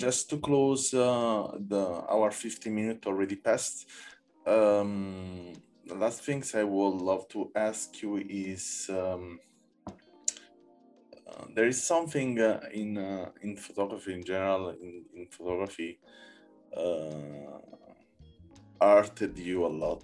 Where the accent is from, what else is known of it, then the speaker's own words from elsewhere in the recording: Naples, Campania, Italy; now in Berlin, Germany; I'm from Naples